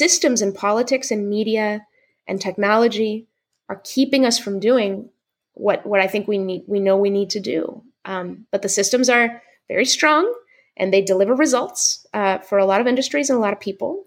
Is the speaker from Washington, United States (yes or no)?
yes; Seattle, Washington, United States; I'm from Seattle